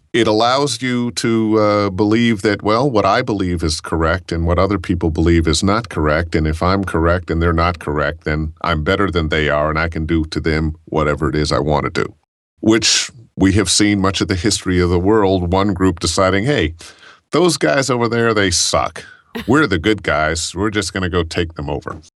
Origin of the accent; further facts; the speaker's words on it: Cleveland, Ohio, United States; I grew up in Cleveland